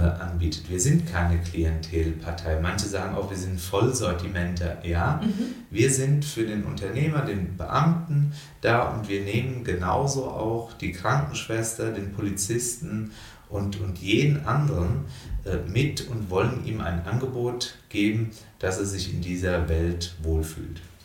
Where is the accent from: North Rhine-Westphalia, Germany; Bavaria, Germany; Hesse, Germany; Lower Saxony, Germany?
Hesse, Germany; her constituency near Dieburg; ich fühle mich total wohl in meinem Wahlkreis. Es ist auch meine Heimat insgesamt